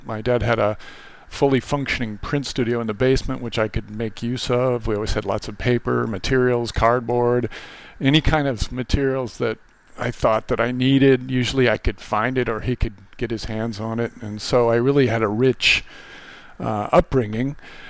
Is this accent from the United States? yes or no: yes; St. Cloud, Minnesota, United States; now in Virginia, United States; I was born in Minneapolis and raised in St. Cloud, which, as you know, is just a little bit north.